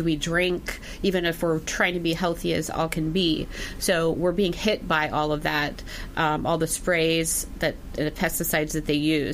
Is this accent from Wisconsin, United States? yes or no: yes; Wisconsin, United States; I'm from Wisconsin